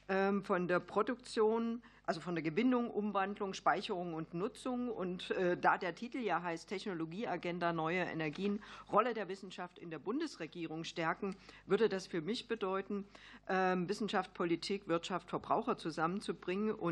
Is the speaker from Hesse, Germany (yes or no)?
no; Saxony-Anhalt, Germany; Also ich komme ja aus Sachsen-Anhalt, Solar Valley. Ich habe die Region fallen sehen nach der Wende.